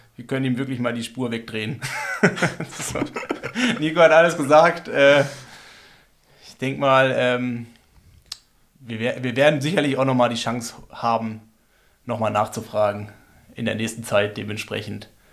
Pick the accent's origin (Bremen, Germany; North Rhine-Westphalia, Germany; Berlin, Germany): Berlin, Germany; now in Freiburg, Germany; ich bin ja Berliner.